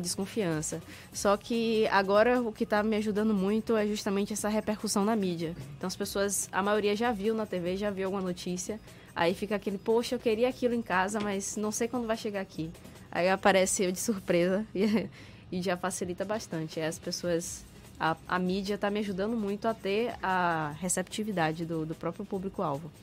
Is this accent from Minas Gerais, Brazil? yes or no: no; Salvador, Bahia, Brazil; apesar de eu ser nascido e criado em Salvador